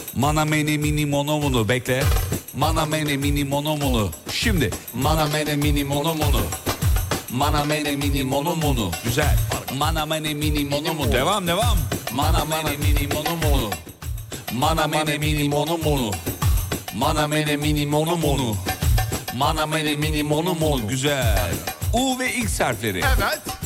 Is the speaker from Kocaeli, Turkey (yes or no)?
yes; Derince, Kocaeli, Turkey; Benim doğup büyüdüğüm yer.